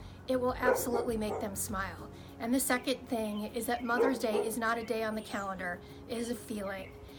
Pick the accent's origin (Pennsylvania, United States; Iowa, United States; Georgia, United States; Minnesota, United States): Iowa, United States; Pella; my mom is the amazing Artie Rohr. I grew up in Pella, Iowa, which is home to an annual tulip festival.